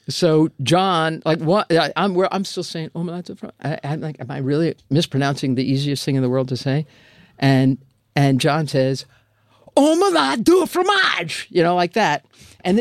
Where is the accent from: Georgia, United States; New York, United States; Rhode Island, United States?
New York, United States; New York City; I'm a chick from Queens, Douglaston